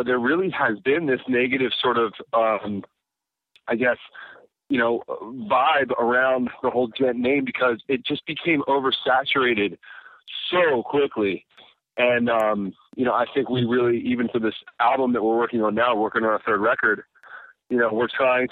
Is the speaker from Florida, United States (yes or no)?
no; Baltimore, Maryland, United States; Baltimore, born and raised